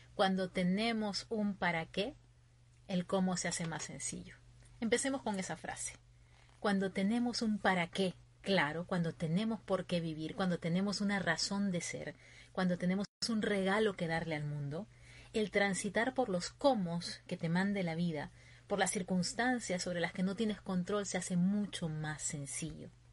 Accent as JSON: {"language": "Spanish", "country": "Peru", "moved": "as an adult", "lives_now": "Virginia, United States", "said": "mi gente de Perú. Yo estoy ahorita en Virginia, ya va a ser un año más o menos que estoy aquí, pero mi corazón siempre puesto allá, en mi tierra"}